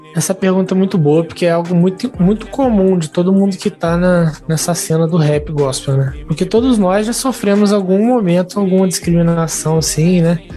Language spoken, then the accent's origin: Portuguese; Volta Redonda, Rio de Janeiro, Brazil; Eu sou de Volta Redonda, Rio de Janeiro